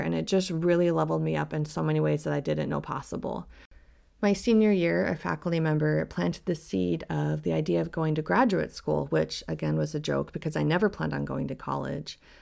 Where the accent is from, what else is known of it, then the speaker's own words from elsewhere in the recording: Colorado, United States; moved away as an adult; also born or lived in Salt Lake City, Utah; I moved from my hometown in Colorado to Salt Lake City